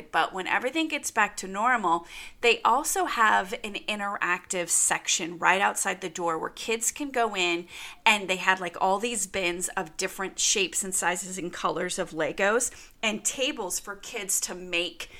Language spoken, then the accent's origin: English; United States; also born or lived in California; now in Arizona, United States; I grew up in California and in Arizona.